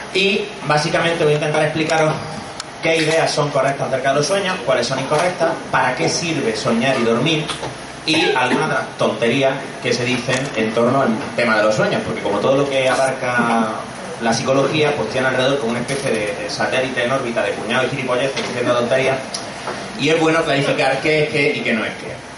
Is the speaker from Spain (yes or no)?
yes; Granada, Andalusia, Spain; moved away as an adult; also born or lived in Madrid; now in Barcelona, Spain; soy de Granada, como habréis notado por, el, por el acento, estudié psicología